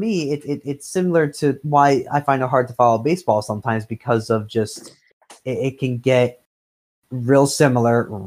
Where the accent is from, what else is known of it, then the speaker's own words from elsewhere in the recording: New Brunswick, New Jersey, United States; they're from my hometown